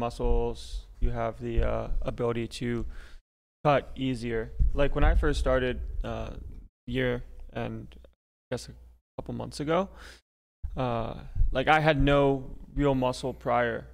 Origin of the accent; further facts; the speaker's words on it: Florida, United States; I'm Florida man